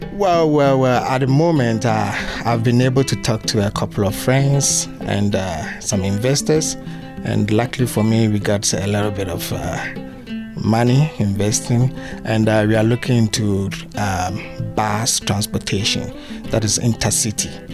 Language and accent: English; Accra, Greater Accra, Ghana; moved away as an adult; also born or lived in Kumasi, Ghana; now in Pittsfield, United States; area that I grew up in, Accra